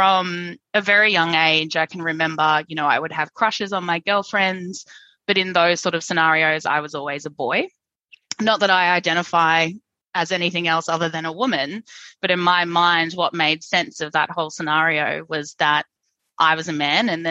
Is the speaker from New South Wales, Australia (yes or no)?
no; Brisbane, Queensland, Australia; accent: twang; I grew up in Brisbane in a very religious family